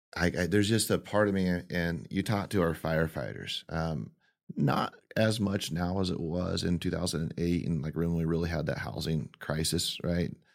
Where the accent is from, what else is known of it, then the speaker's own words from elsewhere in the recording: Modesto, California, United States; born and raised in Modesto